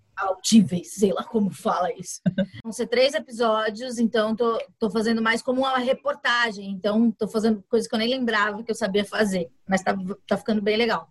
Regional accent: São Paulo, Brazil; Eu nasci na periferia, no Capão Redondo

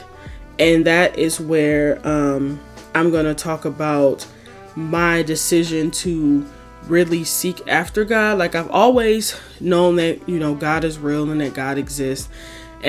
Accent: Detroit, Michigan, United States; moved away as an adult; now in Chicago, United States; I am from Detroit, Michigan, born and raised on the east side

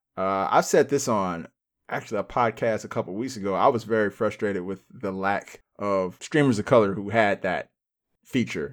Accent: United States; also born or lived in Cincinnati, Ohio / Phoenix, Arizona; now in Los Angeles, United States; we're American

